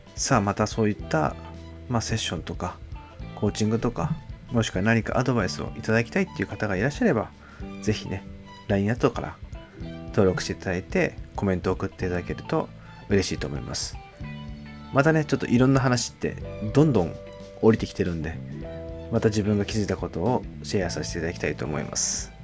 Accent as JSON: {"language": "Japanese", "country": "Japan", "tie": "born or raised there", "also_born_or_lived": "London, United Kingdom", "moved": "as an adult", "said": "日本に住んでて、日本に生まれ育って"}